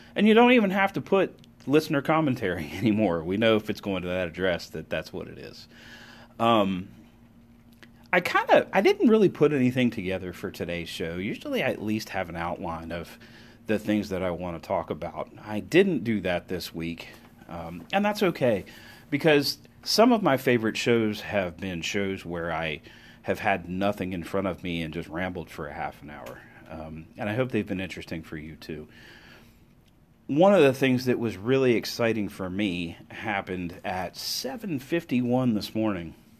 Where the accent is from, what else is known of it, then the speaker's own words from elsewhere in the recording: United States; as an American